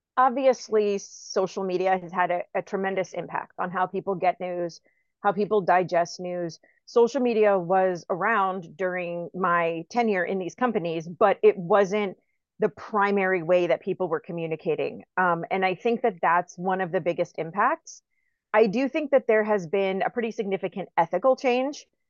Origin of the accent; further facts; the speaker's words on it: Tampa, Florida, United States; I'm from Tampa.